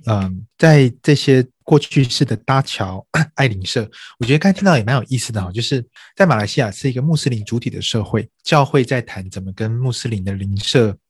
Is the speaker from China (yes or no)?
no; Taiwan; also born or lived in United States; 像在台湾，啊， 我在这边出生长大， 那我爷爷奶奶、外公外婆，他们都是从中国大陆四九年的时候这个跟着军队撤退到台湾的